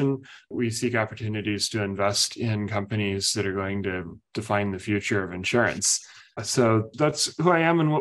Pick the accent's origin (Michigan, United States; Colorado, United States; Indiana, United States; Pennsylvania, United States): Indiana, United States; moved away; I grew up in Indiana